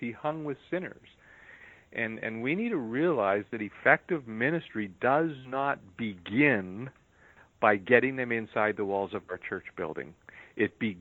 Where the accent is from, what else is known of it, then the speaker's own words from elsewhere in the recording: United States; as an American